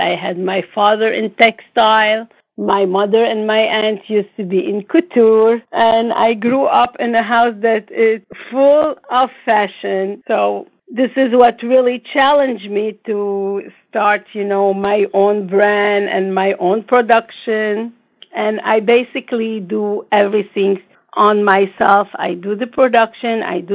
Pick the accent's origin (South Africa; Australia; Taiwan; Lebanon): Lebanon; also born or lived in Israel; now in New York, United States; I am from the Middle East, and I was born in Lebanon, but then I moved to Israel